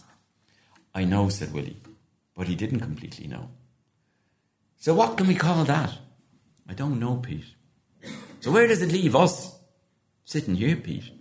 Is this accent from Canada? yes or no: no; Glenstal Abbey, County Limerick, Munster, Ireland; a pupil growing up in Glenstall Abbey in Southern Ireland, County Limerick